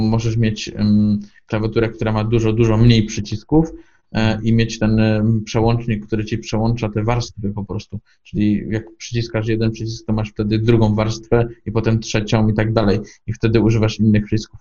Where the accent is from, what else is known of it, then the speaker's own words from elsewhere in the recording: Poznań, Greater Poland, Poland; Jestem z Poznania